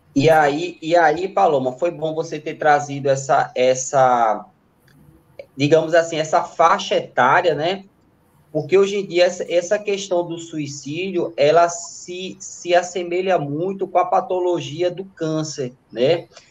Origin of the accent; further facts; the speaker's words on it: Recife, Pernambuco, Brazil; Eu sou da Zona Sul